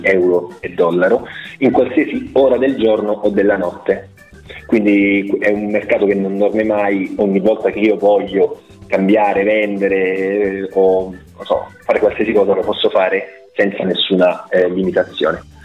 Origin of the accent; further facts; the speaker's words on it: Rome, Lazio, Italy; moved away as an adult; now in Switzerland; io in verità attualmente mi trovo in Svizzera, però sì, sono romano.